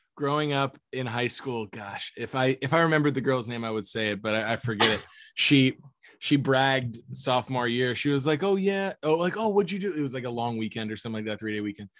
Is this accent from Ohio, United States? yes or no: no; Florida, United States; I grew up in Florida